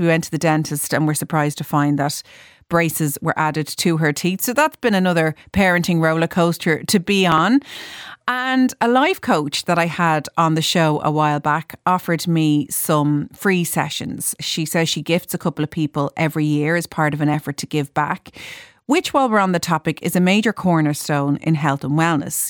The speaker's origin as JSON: {"language": "English", "country": "Ireland", "said": "Irish people"}